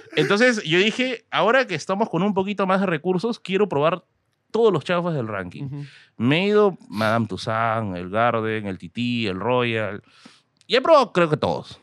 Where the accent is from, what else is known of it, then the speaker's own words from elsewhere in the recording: Tacna, Peru; Yo soy de Tacna, pero como dije, mi papá es de Puno